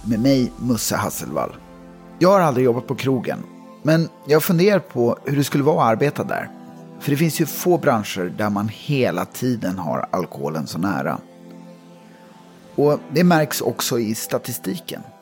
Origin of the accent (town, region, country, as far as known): Jakobsberg, Stockholm County, Sweden; born or raised there